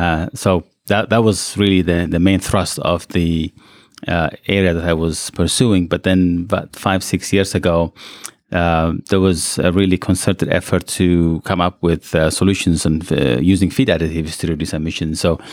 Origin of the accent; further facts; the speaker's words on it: Eritrea; also born or lived in Ethiopia; So I was born in Ethiopia, and then I grew up in Eritrea.